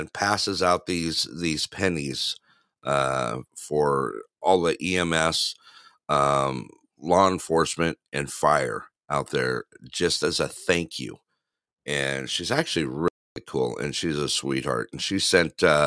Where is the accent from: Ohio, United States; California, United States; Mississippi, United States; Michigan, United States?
California, United States; Big Bear Lake; moved away; my little town that I grew up in Big Bear Lake